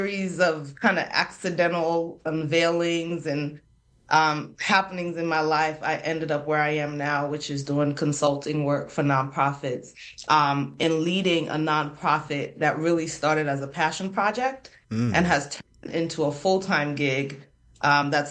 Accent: Freetown, Western Area, Sierra Leone; now in United States; So I come from Freetown, Sierra Leone, Freetown being the capital of Sierra Leone

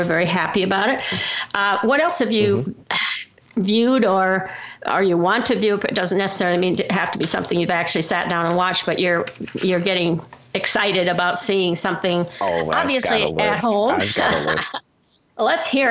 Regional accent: Midwest, United States; I'm from the Midwest in a small town which didn't have anything like

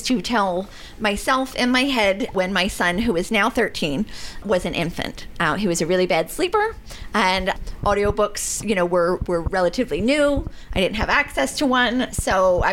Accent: New Jersey, United States; I grew up in South Jersey

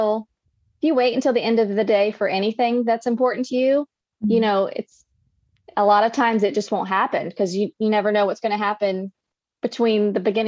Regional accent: North Carolina, United States; North Carolina. That's my hometown. That's my state.

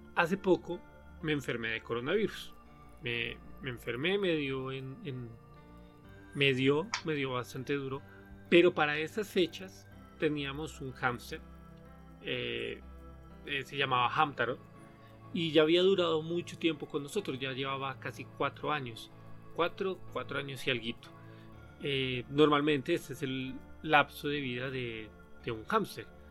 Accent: Colombia; moved away as an adult; now in Mexico; yo soy colombiano viviendo en México, ya llevo aquí alrededor de siete años

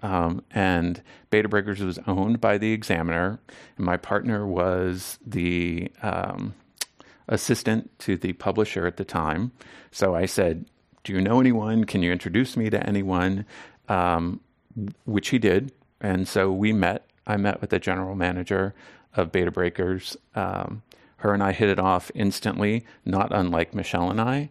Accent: Southern Maryland, United States; now in San Francisco, United States; I grew up in Southern Maryland, um, outside of Washington, D C

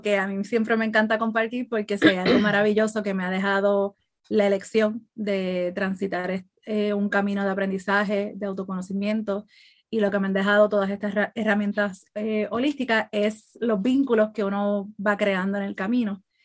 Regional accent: Puerto Rico; now in Florida, United States; estoy radicada en Florida, soy de Puerto Rico

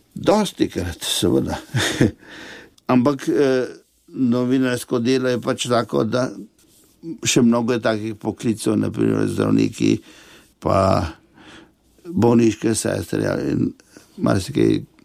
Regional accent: a village near Novo Mesto, Southeast Slovenia, Slovenia; sem zrasel v Vasici, blizu novega mesta

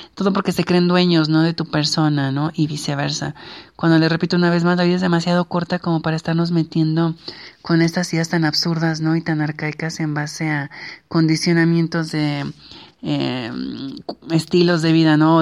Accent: Mexico; nuestras culturas como la mexicana

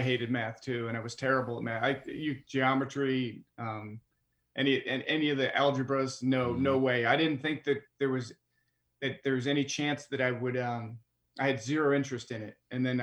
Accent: Midwest, United States; since I was from the Midwest

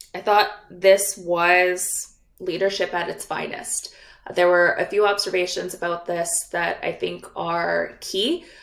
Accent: British Columbia, Canada; as British Columbians

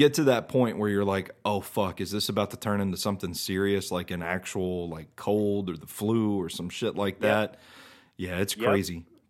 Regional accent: Mount Juliet, Tennessee, United States; I grew up in Mount Juliet, and this was before Mount Juliet became what it is today.

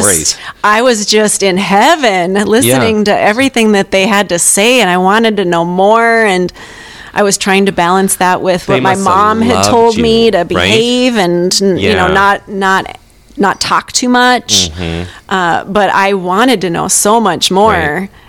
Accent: Catherine, North Dakota, United States; I grew up in rural North Dakota on a farm

